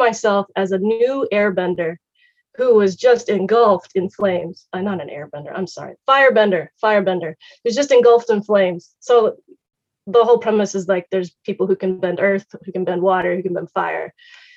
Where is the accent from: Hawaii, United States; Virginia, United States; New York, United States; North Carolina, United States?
Virginia, United States; Richmond; I grew up in Richmond, Virginia, in an all-white church and in an all-white Christian school.